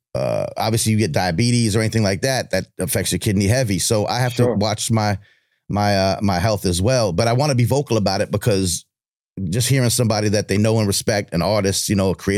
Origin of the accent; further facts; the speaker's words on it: Long Island, New York, United States; I'm from Long Island